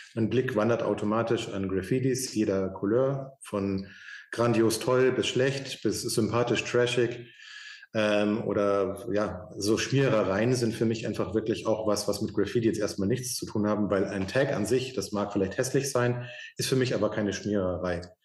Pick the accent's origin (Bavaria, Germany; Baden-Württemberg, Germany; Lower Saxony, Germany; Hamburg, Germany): Bavaria, Germany; Munich; ich bin in München aufgewachsen